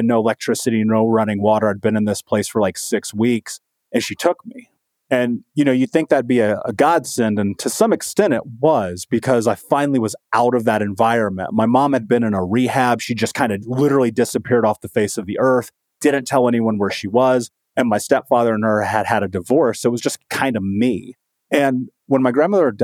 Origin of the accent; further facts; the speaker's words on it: Indianapolis, Indiana, United States; growing up in Indianapolis in Indiana